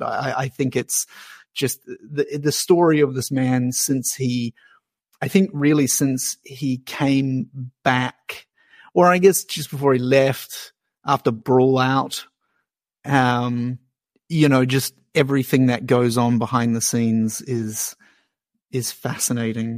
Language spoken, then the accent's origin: English; New Zealand; now in Australia; I'm a Kiwi